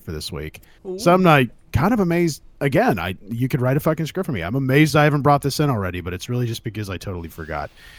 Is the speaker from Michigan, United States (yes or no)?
no; California, United States; moved away; I'm from California